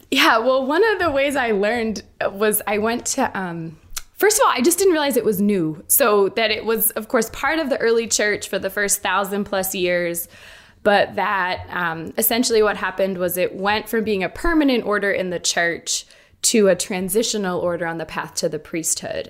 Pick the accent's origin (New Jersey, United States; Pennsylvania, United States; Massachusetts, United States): Massachusetts, United States; Boston; I grew up, um, I grew up in Boston